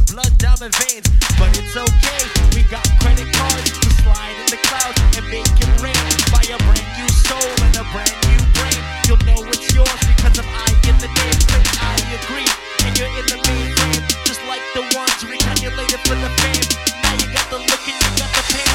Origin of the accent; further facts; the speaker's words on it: New York City, New York, United States; I'm from Queens.